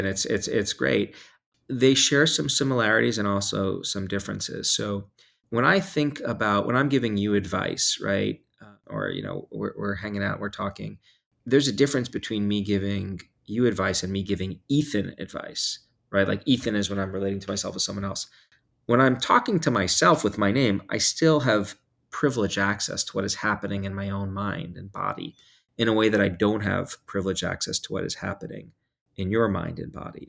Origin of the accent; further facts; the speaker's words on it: New York, United States; I grew up in New York